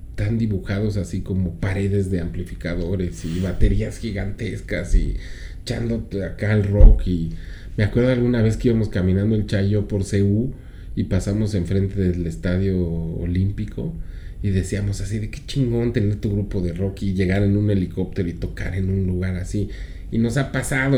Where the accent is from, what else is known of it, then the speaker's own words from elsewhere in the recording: Mexico City, Mexico; Aquí en la Ciudad de México